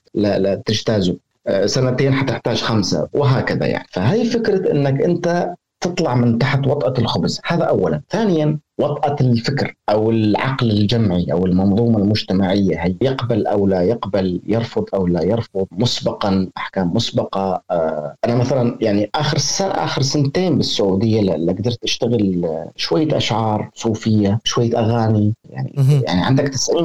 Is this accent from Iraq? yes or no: no; Syria; moved away; انا كسوري